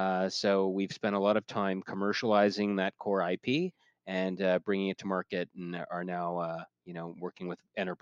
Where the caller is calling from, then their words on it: Toronto, Ontario, Canada; We're based in Waterloo, Ontario, Canada, although I'm speaking from Toronto, where I live.